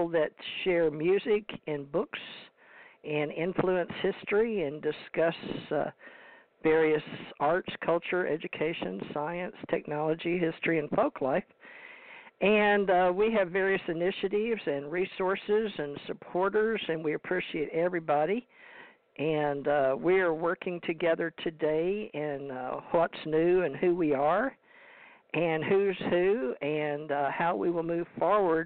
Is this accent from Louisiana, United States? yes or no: yes; Louisiana, United States; also born or lived in Kentucky; I was born in Louisiana